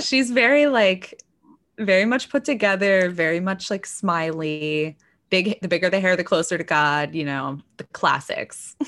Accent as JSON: {"language": "English", "region": "North Texas", "country": "United States", "tie": "born or raised there", "moved": "yes", "lives_now": "Washington, DC, United States", "said": "I grew up in North Texas, very evangelical"}